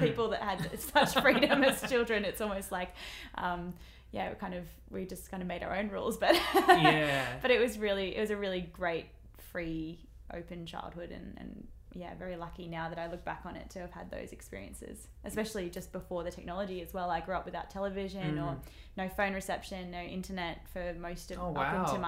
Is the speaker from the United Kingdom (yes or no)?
no; Mullumbimby, New South Wales, Australia; I grew up in Mullumbimby, which is town in Byron Bay in northern New South Wales, and I grew up on a big farm there